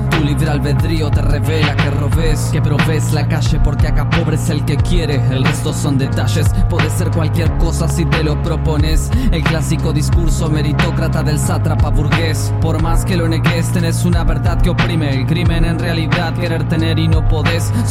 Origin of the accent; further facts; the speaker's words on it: Gualeguaychú, Entre Ríos, Argentina; un rapero de la ciudad de Gualeguaychú.